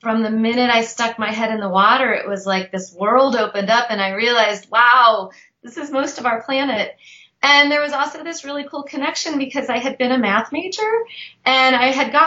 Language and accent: English; St. Louis, Missouri, United States; also born or lived in Israel; now in Austin, United States; I grew up totally landlocked in Missouri, in St. Louis